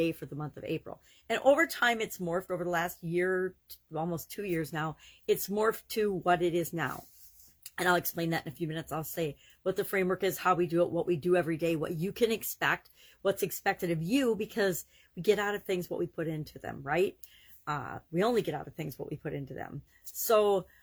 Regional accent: Wisconsin, United States; my home state of Wisconsin

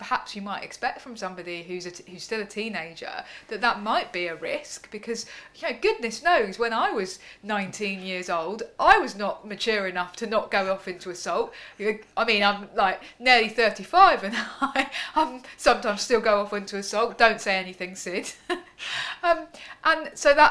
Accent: England, United Kingdom; we're English

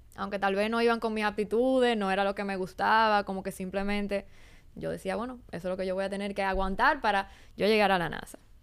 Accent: Santo Domingo, Distrito Nacional, Dominican Republic; also born or lived in Boston; pero yo soy de aquí, de Santo Domingo. Eh, y nada, yo crecí aquí

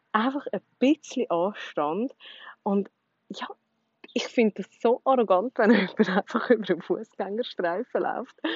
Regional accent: Switzerland; first language Swiss German; ich glaube schon, dass Schweizerdeutsch natürlich auch meine Muttersprache ist und das einfach so ein bisschen flüssender, einfacher ist.

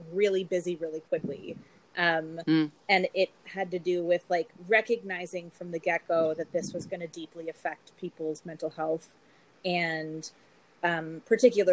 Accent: Los Angeles, California, United States; moved away as an adult; now in Montreal, Canada; I am from Los Angeles, and I moved here from LA about 15 years ago.

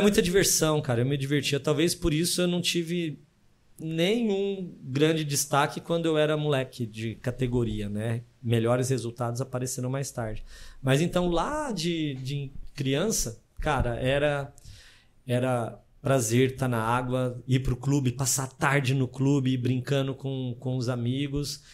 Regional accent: São José do Rio Preto, São Paulo, Brazil; also born or lived in Presidente Prudente; Eu sou de São José do Rio Preto, é, interior de São Paulo.

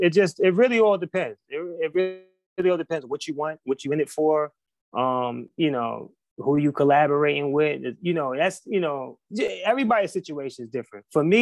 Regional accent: North Carolina, United States; also born or lived in Queens, New York; I was born in New York, Queens, okay. New York. And I moved from New York when I was like 9, 10 years old to North Carolina. And, you know, I was raised there.

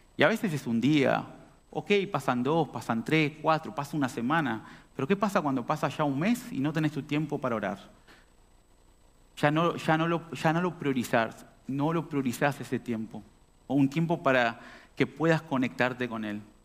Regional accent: Artigas, Uruguay; also born or lived in Montevideo; now in Montenegro; cuando salí de Artigas a Montevideo. Yo soy artiguense, allá del, del norte.

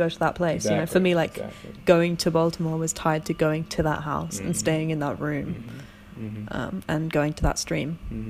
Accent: London, United Kingdom; Having grown up in London

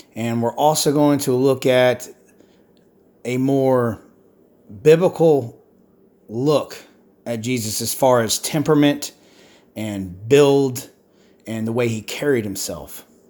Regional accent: United States; I'm an American

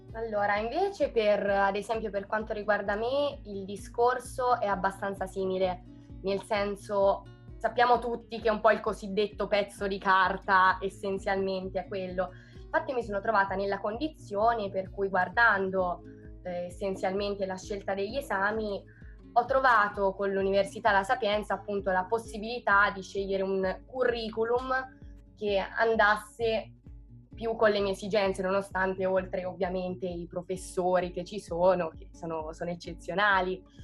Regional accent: Perugia, Umbria, Italy; also born or lived in Rome; sono di Perugia

